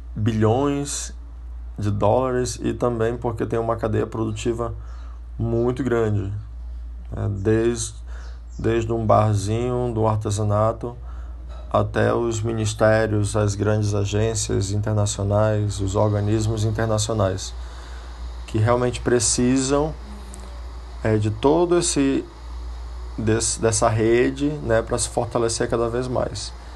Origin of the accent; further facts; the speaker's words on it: Brazil; moved away as an adult; eu já saí do Brasil, já formado em turismo